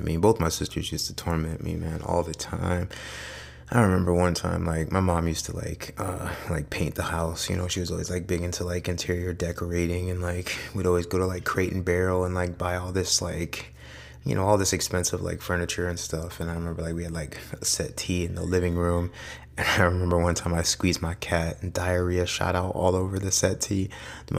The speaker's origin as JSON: {"language": "English", "town": "Amherst", "region": "Ohio", "country": "United States", "tie": "born or raised there", "said": "I grew up in a, pretty decent house, Northeast Ohio. I grew up in Amherst"}